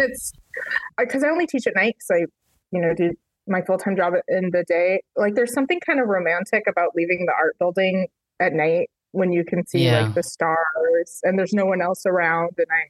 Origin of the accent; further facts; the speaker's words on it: Reno, Nevada, United States; also born or lived in Chicago area; now in Chicago, United States; I grew up in the Reno, Nevada area.